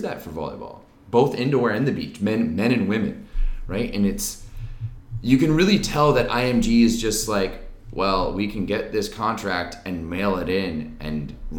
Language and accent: English; Ottawa, Ontario, Canada; I'm from Ottawa. {S0} Yes. {S1} This is the town I grew up in.